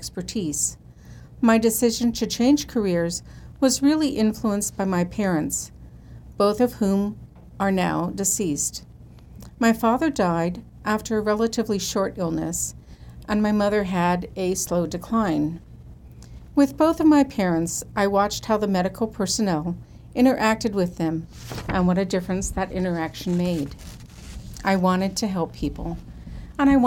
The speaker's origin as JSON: {"language": "English", "town": "South San Francisco", "region": "California", "country": "United States", "tie": "born or raised there", "also_born_or_lived": "Minnesota", "moved": "as an adult", "lives_now": "Modesto, United States", "said": "I was born in Minnesota. When I was 2, my family moved to South San Francisco, just south of the city by the bay, and there we remained"}